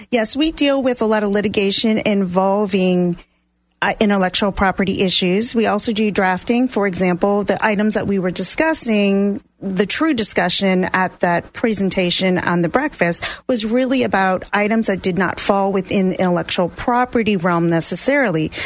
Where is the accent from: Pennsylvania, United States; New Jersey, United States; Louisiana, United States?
Louisiana, United States; New Orleans; moved away; I am originally from New Orleans, Louisiana